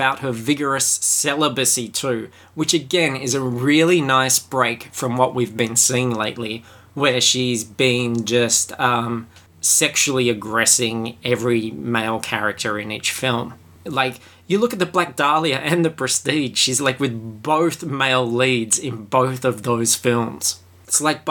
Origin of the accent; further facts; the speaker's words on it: Australia; I am Australian